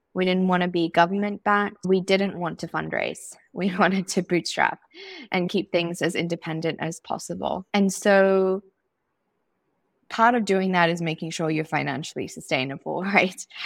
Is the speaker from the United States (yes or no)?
no; Zimbabwe; growing up in Zimbabwe